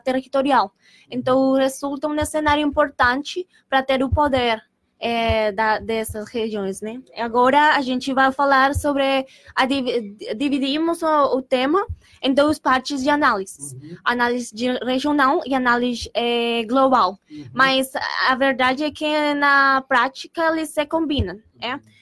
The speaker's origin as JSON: {"language": "Portuguese", "country": "Colombia", "second_language": "Portuguese", "moved": "as an adult", "lives_now": "Pelotas, Brazil", "said": "sou da Colômbia"}